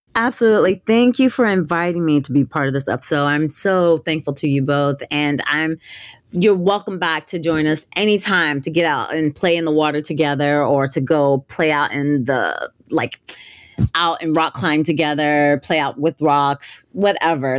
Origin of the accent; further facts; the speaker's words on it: Gulf Coast, Northwest Florida, United States; I grew up in the South, I grew up in Florida and on the Northwest part of Florida along the Gulf Coast.